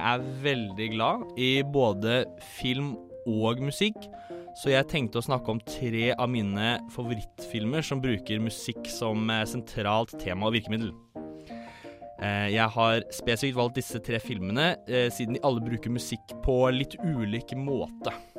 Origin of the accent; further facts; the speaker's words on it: Tønsberg, Vestfold, Norway; jeg er 23 år, jeg er fra Tønsberg